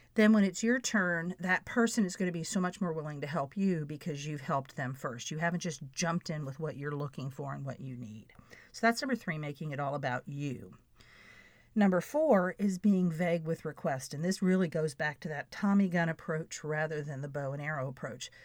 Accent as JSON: {"language": "English", "region": "Florida", "country": "United States", "tie": "born or raised there", "said": "I'm a girl from Florida"}